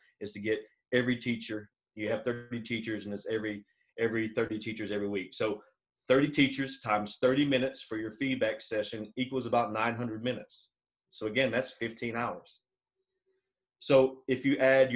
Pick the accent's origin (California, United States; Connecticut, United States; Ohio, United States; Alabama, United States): Alabama, United States; I'm from Alabama